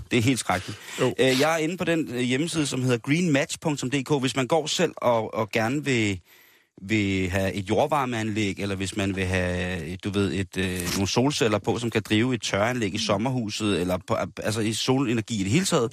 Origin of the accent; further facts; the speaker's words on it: Denmark; som danskere